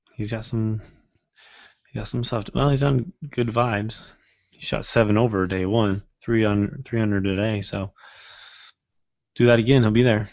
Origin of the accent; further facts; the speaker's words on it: Midwest, United States; growing up in the Midwest